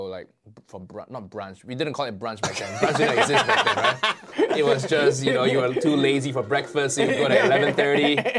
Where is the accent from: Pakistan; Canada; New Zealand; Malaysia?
Malaysia; Kuala Lumpur; moved away as an adult; also born or lived in United States; now in United Kingdom; I grew up in Malaysia, first 20 years of my life. Grew up there, born and raised there.